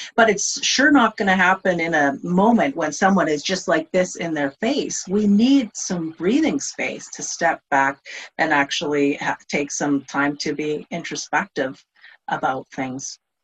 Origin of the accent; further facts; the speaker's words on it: Canada; I'm Canadian, so I grew up in Canada